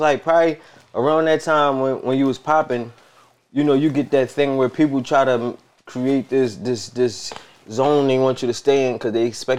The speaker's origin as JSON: {"language": "English", "town": "Philadelphia", "region": "Pennsylvania", "country": "United States", "tie": "born or raised there"}